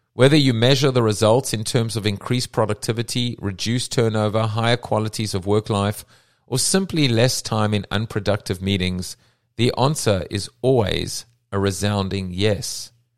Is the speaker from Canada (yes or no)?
no; South Africa; I'm from South Africa